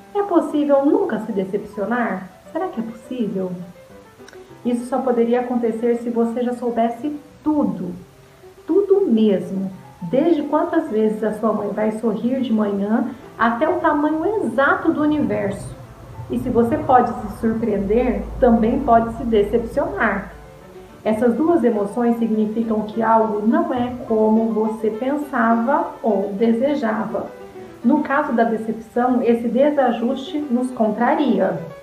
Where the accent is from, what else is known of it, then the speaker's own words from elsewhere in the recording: São José dos Campos, São Paulo, Brazil; sou aqui de São José dos Campos